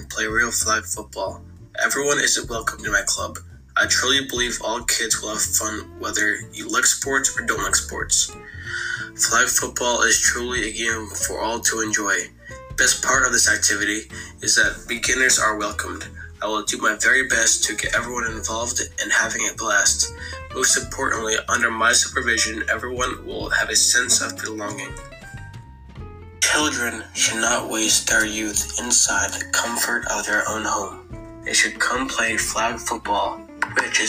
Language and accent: English; Pomona, New York, United States; also born or lived in South Orangetown, New York; I was raised in North Rockland, New York, the town of Pomona.